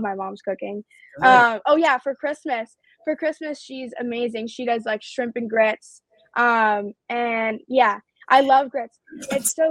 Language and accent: English; New York City, New York, United States; they're my hometown team